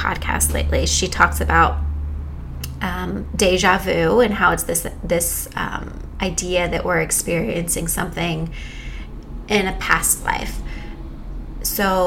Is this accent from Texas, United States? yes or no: yes; Texas, United States; moved away as an adult; also born or lived in France; I was born and raised in Texas